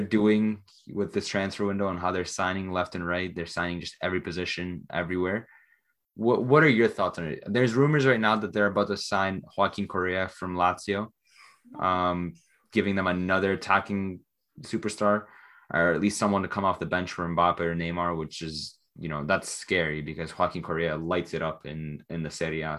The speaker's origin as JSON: {"language": "English", "country": "Canada", "said": "especially as a Canadian"}